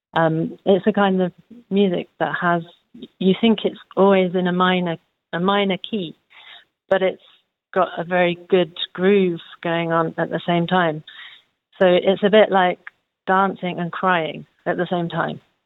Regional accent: London, United Kingdom; moved away as an adult; now in Hanover, Germany; I come from London in England.

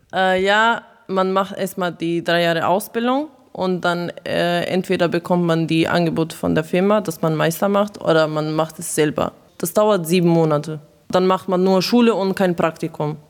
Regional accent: Croatia; now in Germany; ich komme äh, aus Kroatien

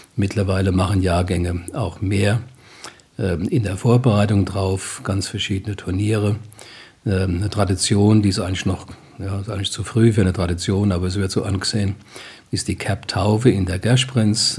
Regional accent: Groß-Zimmern, Hesse, Germany; gebürtiger Großzimmer

